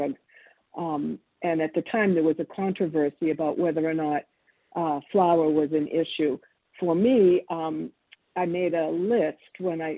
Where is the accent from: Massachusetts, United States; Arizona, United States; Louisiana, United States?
Massachusetts, United States; Boston; born or raised there; English is a second language; also born or lived in Argentina